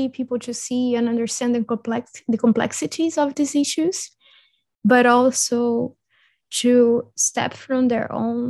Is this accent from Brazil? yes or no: yes; Brazil; now in Europe; when I grew up in Brazil